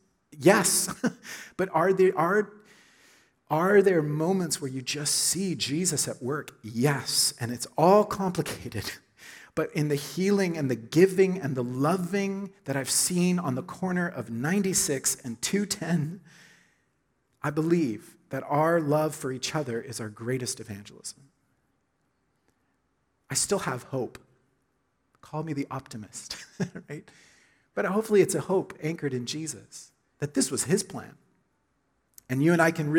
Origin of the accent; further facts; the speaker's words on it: Oklahoma, United States; moved away; I grew up in Oklahoma, Southern Baptist Church.